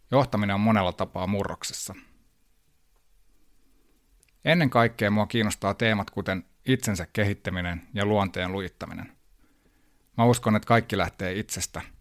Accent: New York, United States; born there; mä oon syntynyt New Yorkissa ja hyvin kansainvälinen nuoruus.

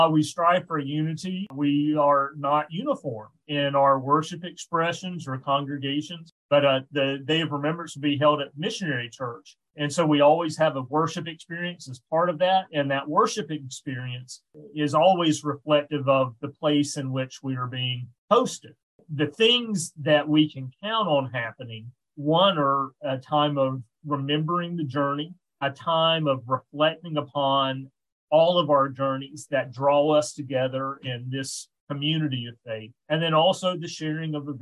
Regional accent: the South, United States; accent: Southern; moved away; I am from the South and have a Southern accent

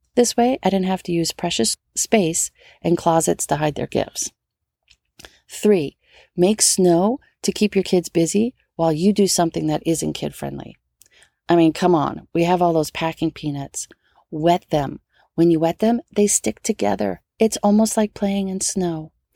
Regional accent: New Orleans, Louisiana, United States; now in Southern California, United States; growing up in New Orleans

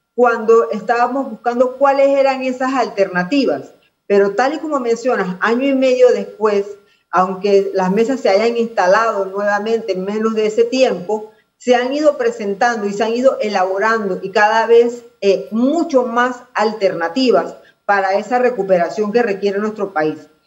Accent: Panama; como panameños

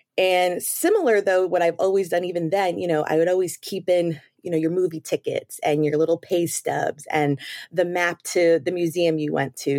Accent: New York City, New York, United States; moved away as an adult; also born or lived in Maryland; now in Florida, United States; I'm originally from New York, the Bronx, in fact

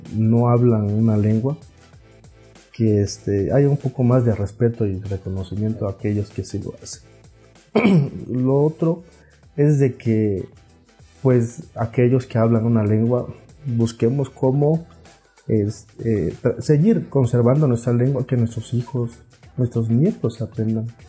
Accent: Juchitán, Oaxaca, Mexico; first language Zapotec; Spanish is a second language; nosotros somos de un barrio, el barrio más popular en de, mi pueblo de Juchitán. Entonces, este, y la mayoría hablamos zapoteco. En casa prácticamente se habla puro zapoteco.

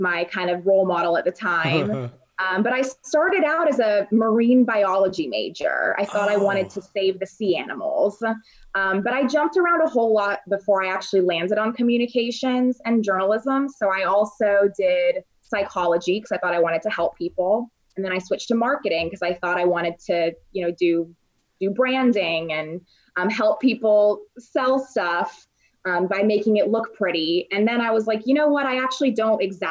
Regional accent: Raleigh, North Carolina, United States; also born or lived in London / Dallas; now in Chicago, United States; I'm originally from Raleigh, North Carolina. I've also lived in places like London, Dallas, and now Chicago.

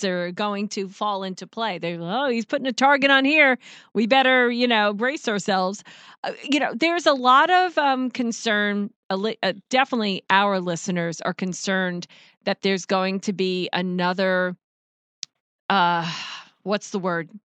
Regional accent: New Yorker, United States; me being a New Yorker

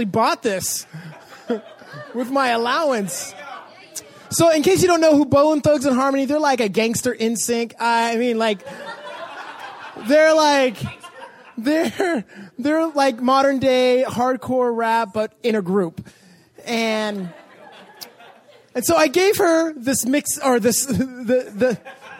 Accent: Los Angeles, California, United States; I grew up in Canoga Park, or Woodland Hills area

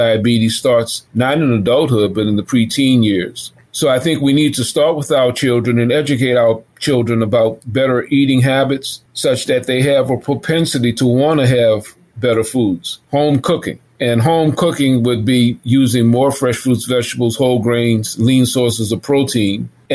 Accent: New Orleans, Louisiana, United States; I was raised in the Lower Ninth Ward

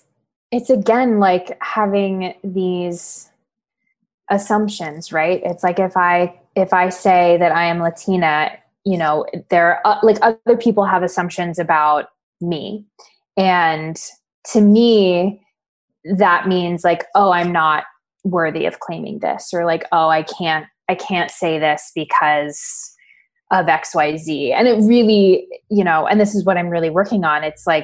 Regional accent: Paraguay; born there; Like I was born in Paraguay.

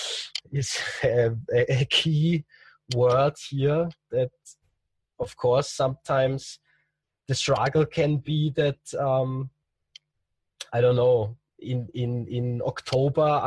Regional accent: Austria; in Austria, in my hometown

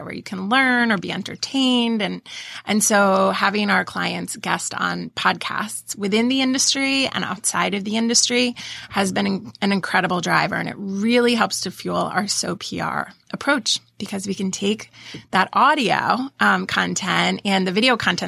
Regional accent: Pennsylvania, United States; moved away; also born or lived in Delaware; I grew up in Pennsylvania.

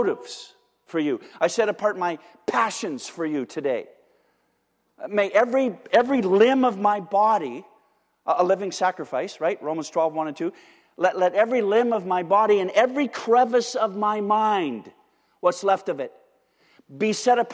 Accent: Windsor, Ontario, Canada; I'm from Windsor

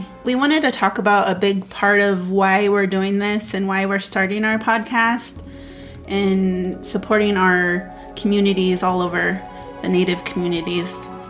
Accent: California, United States; we're Native Indigenous Sisters. We're from the Kumeyaay and Maidu tribes in California. Our mom is Kumeyaay from the Campo Band of Mission Indians, and our father is Maidu from the Berry Creek Rancheria in Northern California.

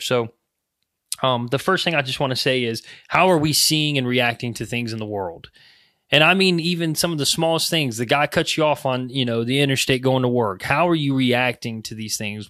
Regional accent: United States

